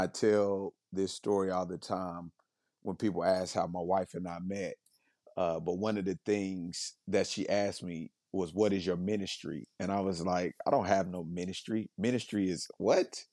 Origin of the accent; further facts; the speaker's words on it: Kansas City, Missouri, United States; moved away; I'm born and raised in Kansas City, from the inner city of Kansas City, not from the suburbs